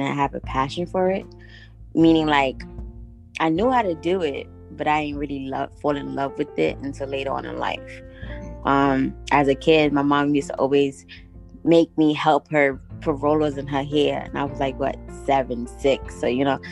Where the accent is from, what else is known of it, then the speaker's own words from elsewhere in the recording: New York, United States; also born or lived in Guatemala; I was born and raised here in New York, but I was also raised in Guatemala